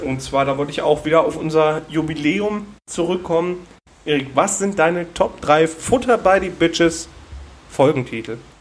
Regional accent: Ruhr area, North Rhine-Westphalia, Germany; Wir so aus dem Pott halt

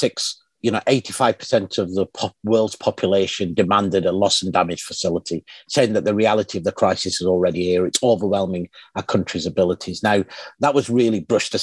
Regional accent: Pakistan; my home country of Pakistan

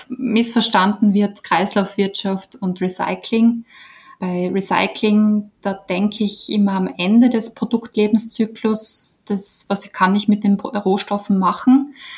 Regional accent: Austria; bei uns in Österreich

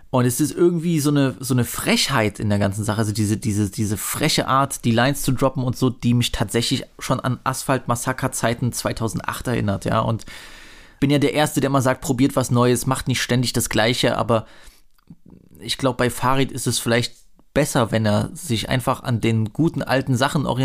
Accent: East Germany, Germany; darf ich als Ossi eigentlich äh, Sheriffsis sagen?

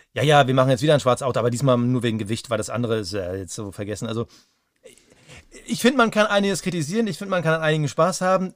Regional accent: Germany; für uns als Deutsche

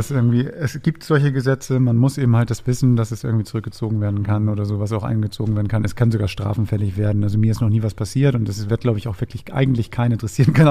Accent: Hamburg, Germany; Ich sag nur Osten. Ähm, ja, okay. Ich sag nur Hamburger Osten.

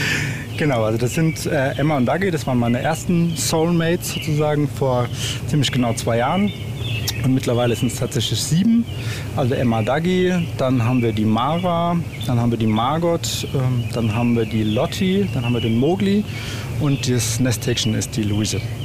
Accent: Germany; moved away as an adult; ich komm aus dem Odenwald ursprünglich. Also hier bin ich, bin ich aufgewachsen

